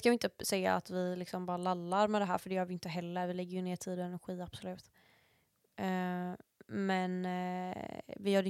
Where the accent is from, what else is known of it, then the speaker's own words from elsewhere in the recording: Sweden; Det är min pappa som är från USA och jag är liksom svensk.